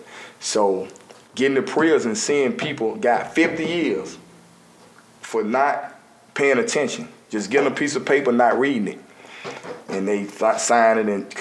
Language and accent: English; Avondale, Southtown, Kingston, Alabama, United States; also born or lived in Gate City; I grew up in Avondale, Southtown, Kingston